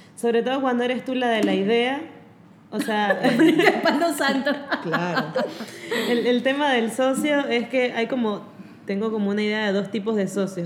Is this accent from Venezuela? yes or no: yes; Venezuela; moved away; soy venezolana